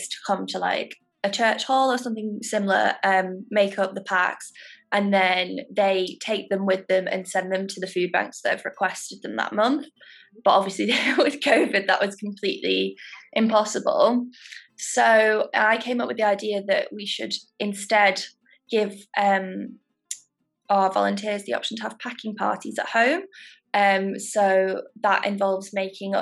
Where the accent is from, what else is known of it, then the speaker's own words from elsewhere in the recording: Stockport, North West England, United Kingdom; now in Manchester, United Kingdom; I live in Manchester. I'm from Stockport.